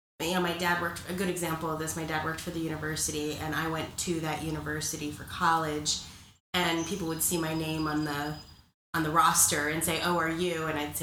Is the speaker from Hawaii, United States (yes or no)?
yes; Honolulu, Hawaii, United States; moved away as an adult; also born or lived in Columbus, Ohio; I grew up in Honolulu.